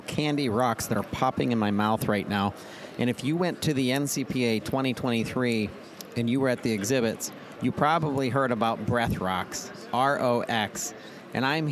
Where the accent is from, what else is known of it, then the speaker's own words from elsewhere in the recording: Brownsville, Pennsylvania, United States; my hometown, Brownsville, Pennsylvania.